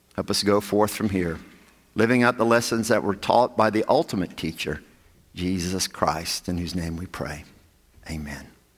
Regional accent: the South, United States; growing up in the South

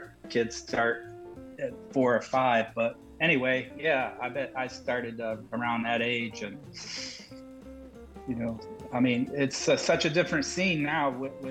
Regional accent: Toledo, Ohio, United States; He was a great tenor player that had a program in the public schools where I grew up in Toledo, Ohio.

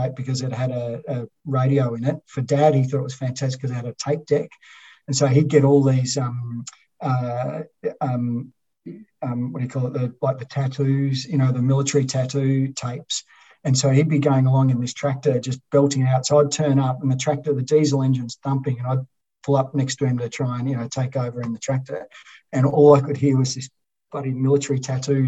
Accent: Cowes, Victoria, Australia; born or raised there

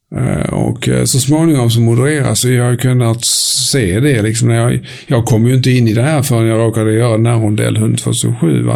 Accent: Höganäs, Skåne, Sweden; also born or lived in Helsingborg; jag växte upp i Höganäs, en liten industriort som du förmodligen aldrig har besökt.

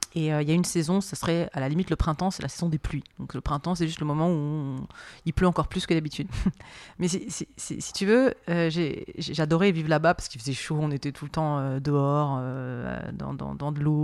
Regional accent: Marseille, Provence-Alpes-Côte d'Azur, France; chez moi à Marseille

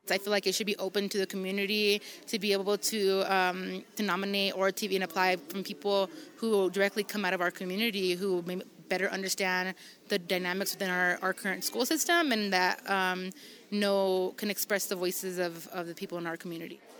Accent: New Mexico, United States; somebody that has been born and raised in New Mexico

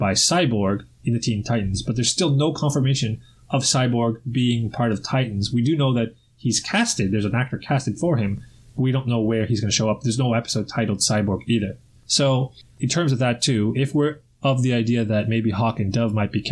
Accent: Toronto, Ontario, Canada; Toronto, my hometown

